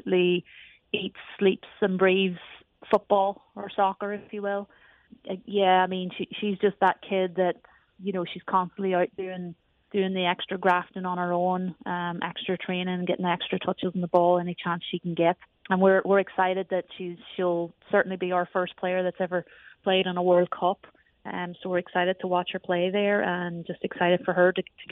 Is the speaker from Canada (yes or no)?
no; Ireland; now in United States; you can tell I have a bit of an accent. I come originally from Ireland.